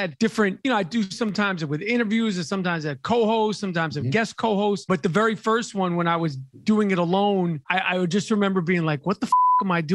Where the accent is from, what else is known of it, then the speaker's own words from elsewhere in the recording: New York City, New York, United States; moved away as an adult; also born or lived in Los Angeles; I'm born and raised in Manhattan